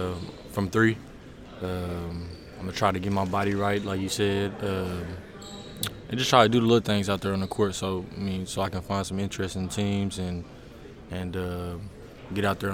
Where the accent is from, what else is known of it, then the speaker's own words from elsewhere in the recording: Waco, Texas, United States; now in Fort Worth, United States; I'm from Waco, so I stay in Fort Worth